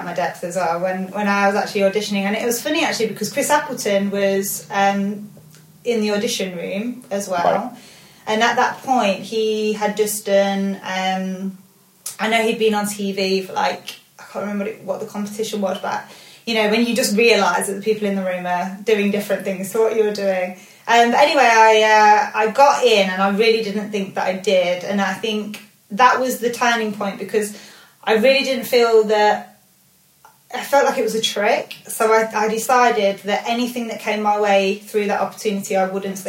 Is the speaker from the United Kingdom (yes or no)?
yes; Leicester, East Midlands, United Kingdom; I'm from Leicester. So I started in a salon in Leicester.